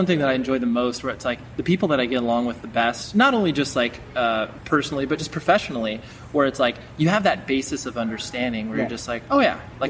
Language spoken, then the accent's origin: English; Las Vegas, Nevada, United States; born there; because I was born in Vegas